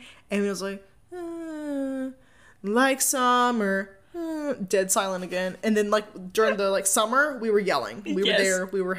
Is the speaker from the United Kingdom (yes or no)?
no; United States; But these are moments that also make me proud to be an American.